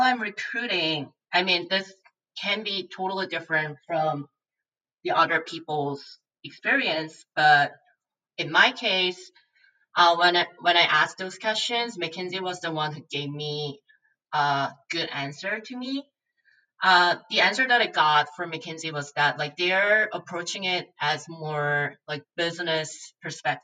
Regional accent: Seoul, South Korea; moved away as an adult; now in New Jersey, United States; I born and grew up in Seoul, Korea for my entire life before coming to US for MBA in 2017.

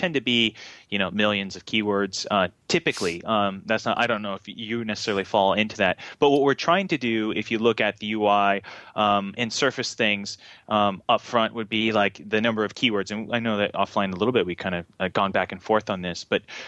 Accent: Japan; I grew up in Japan. My dad was in the Navy, and so we went to Tokyo Disneyland a lot.

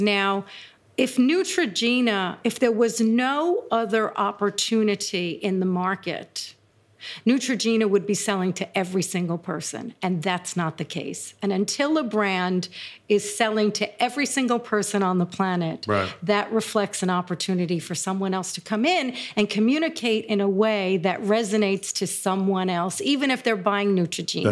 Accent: New York City, New York, United States; I grew up in Brooklyn

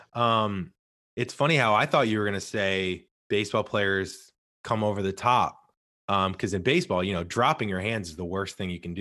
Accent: St. Louis, Missouri, United States; I'm originally from Saint Louis

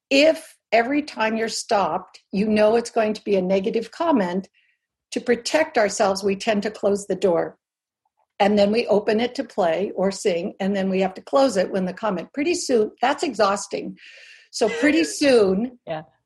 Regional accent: Albuquerque, New Mexico, United States; I grew up in New Mexico in an adobe house with pet burros and on the on the mesa outside of Albuquerque

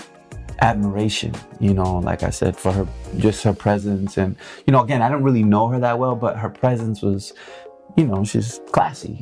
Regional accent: East Coast, United States; also born or lived in New York / Los Angeles; we're both from the East Coast

